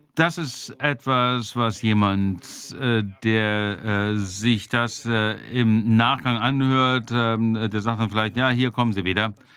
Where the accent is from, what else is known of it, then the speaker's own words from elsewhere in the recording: Germany; ich bin ja auch Deutscher